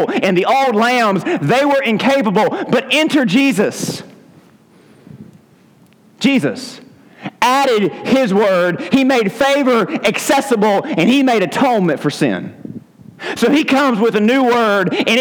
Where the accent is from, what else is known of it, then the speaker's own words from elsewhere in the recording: Southern United States, United States; we're English-speaking Southern Americans